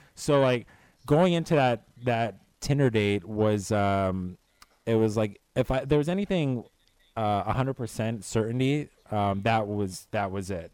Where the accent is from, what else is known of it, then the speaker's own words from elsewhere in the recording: Florida, United States; now in Chicago, United States; I am from the East Coast. I actually grew up in Florida.